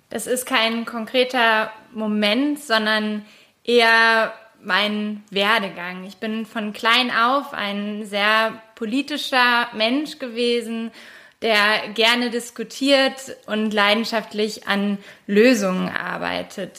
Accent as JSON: {"language": "German", "region": "Brandenburg", "country": "Germany", "said": "bei uns in Brandenburg"}